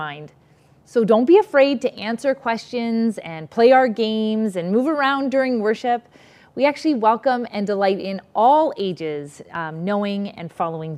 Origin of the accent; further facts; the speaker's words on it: Canada; also born or lived in New York; going to school in the US actually made me more grateful to be Canadian